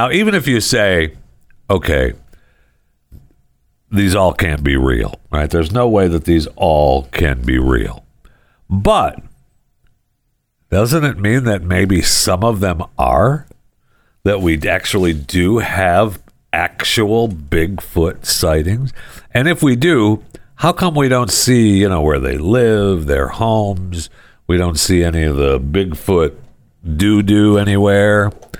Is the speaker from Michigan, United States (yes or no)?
yes; Saginaw, Michigan, United States; I remember growing up in Michigan, I grew up right here. I'm holding up my hand. I grew up right here, right there in Saginaw. You know, up there by the bay and the thumb.